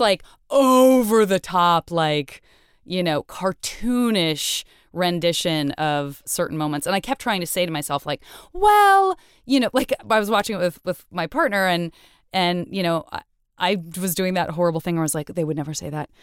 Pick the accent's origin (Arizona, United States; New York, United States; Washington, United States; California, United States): Arizona, United States; Tucson; I'm from Tucson